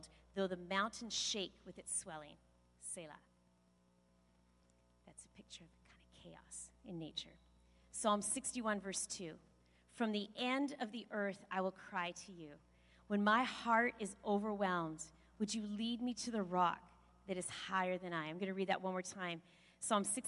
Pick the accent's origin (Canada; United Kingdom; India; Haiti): Canada; Kelowna, British Columbia; I was born in Kelowna